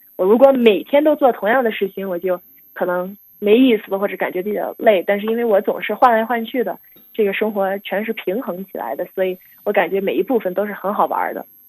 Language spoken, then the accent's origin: Chinese; United States; 我每年因为在美国长大，正常春节不是特别放假，所以没法儿回国